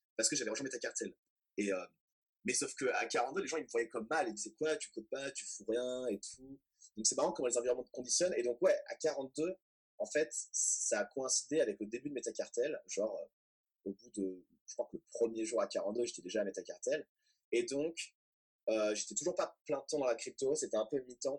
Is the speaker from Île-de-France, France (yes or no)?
yes; Boulogne-Billancourt, Île-de-France, France; moved away as an adult; also born or lived in Manchester; je viens de Paris et euh, enfin en fait de Boulogne-Billancourt, donc banlieue parisienne. Euh, de 0 à 18 ans.